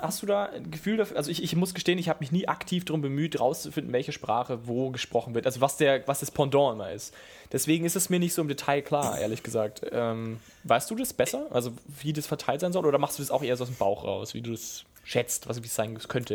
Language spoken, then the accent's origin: German; Southern Germany, Germany; ich als bin ja Süddeutscher